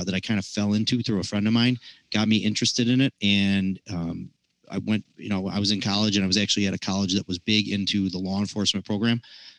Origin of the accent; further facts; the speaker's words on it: Illinois, United States; also born or lived in Michigan; Me, I was born Michigan, but grew up here and grew up local. So like, I know this area.